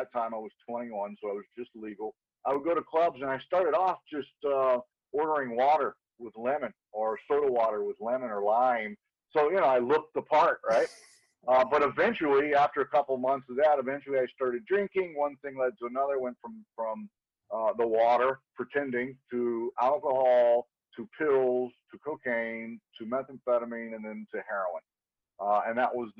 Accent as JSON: {"language": "English", "town": "Dallas", "region": "Texas", "country": "United States", "tie": "born or raised there", "moved": "as an adult", "lives_now": "Hawaii, United States", "said": "I grew up in Dallas, Texas"}